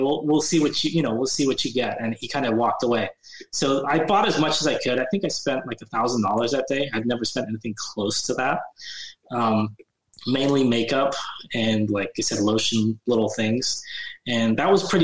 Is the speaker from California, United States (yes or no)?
yes; Bay Area, California, United States; born or raised there; moved away as an adult; now in Sacramento, United States